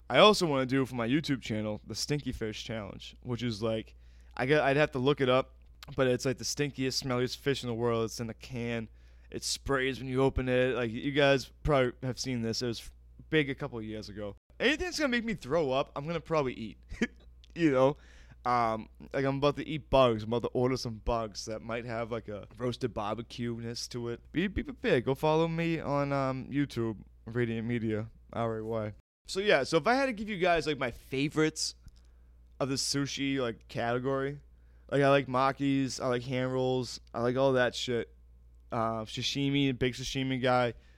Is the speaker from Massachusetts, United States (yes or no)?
yes; Weymouth, Massachusetts, United States; also born or lived in Boston, Massachusetts; I'm from Weymouth, Massachusetts, by way of Boston, Massachusetts